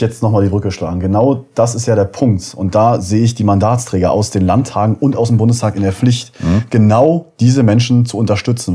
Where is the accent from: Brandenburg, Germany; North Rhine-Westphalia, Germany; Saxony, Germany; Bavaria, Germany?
Brandenburg, Germany; Uckermark; Ich bin in der Uckermark geboren, ähm, 1991 und äh, lebe ja da bis heute.